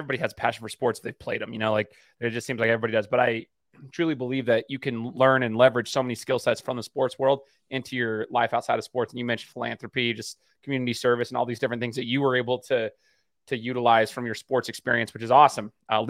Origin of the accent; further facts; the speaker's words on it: Idaho, United States; I'm from Idaho, Mark